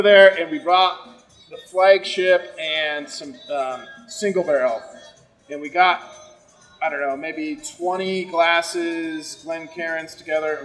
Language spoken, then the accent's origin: English; Colorado, United States; growing up in Colorado